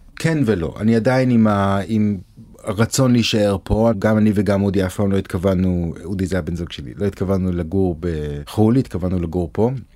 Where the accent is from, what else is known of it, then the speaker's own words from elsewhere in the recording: Jerusalem, Jerusalem District, Israel; moved away as an adult; also born or lived in Tel Aviv / Ramat Gan / New York; now in Los Angeles, United States; נולדתי בירושלים, בבית הכרם, גדלתי בגבעה הצרפתית, אחרי הצבא עברתי לתל אביב.